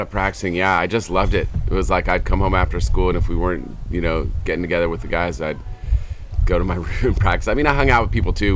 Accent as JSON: {"language": "English", "town": "San Francisco", "region": "California", "country": "United States", "tie": "born or raised there", "said": "I grew up on the West Coast"}